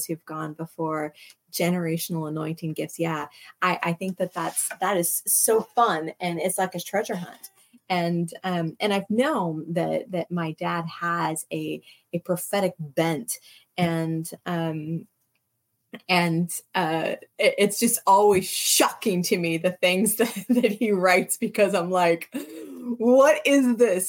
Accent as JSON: {"language": "English", "country": "United States", "said": "when you're American"}